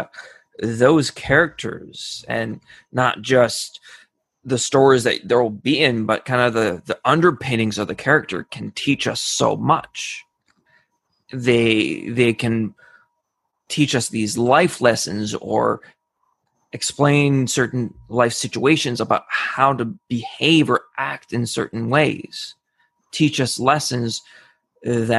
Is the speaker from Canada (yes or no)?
yes; Canada; I'm from Canada, so of course we play hockey